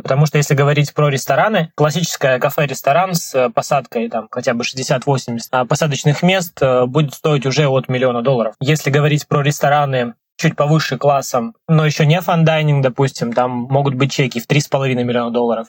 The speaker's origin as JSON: {"language": "Russian", "town": "Krasnodar", "region": "Krasnodar Krai", "country": "Russia", "tie": "born or raised there", "moved": "as an adult", "lives_now": "Dubai, United Arab Emirates", "said": "в Краснодаре, откуда я родом"}